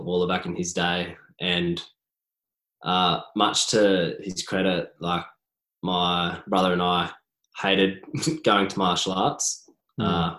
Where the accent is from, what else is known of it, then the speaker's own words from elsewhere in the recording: Toowoomba, Queensland, Australia; now in Sydney, Australia; So growing up in Toowoomba, if you played rugby, you either went to Downlands College or Toowoomba Grammar School. I went to Downlands College